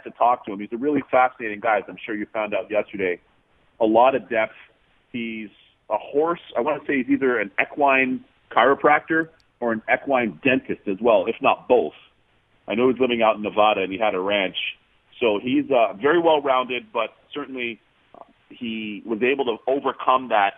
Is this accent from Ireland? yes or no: no; Toronto, Ontario, Canada; moved away as an adult; also born or lived in Barbados (ancestry) / United States; I'm from Toronto. You know, it's only an hour and a half drive from my parents' house in Toronto to Buffalo